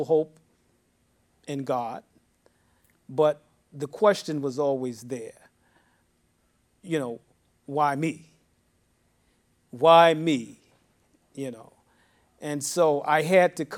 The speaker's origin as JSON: {"language": "English", "town": "New York City", "region": "New York", "country": "United States", "tie": "born or raised there", "also_born_or_lived": "Harlem", "said": "born in Harlem, raised in the Bronx for a number of years. I am a New Yorker"}